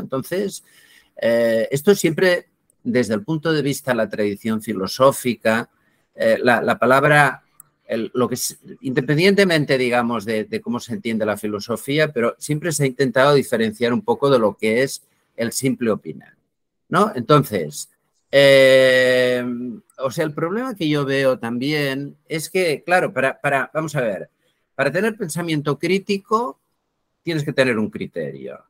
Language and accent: Spanish; Barcelona, Catalonia, Spain; Yo soy de Barcelona. Eh, bueno, ya soy algo viejo, nací el año 1954, sigo en Barcelona.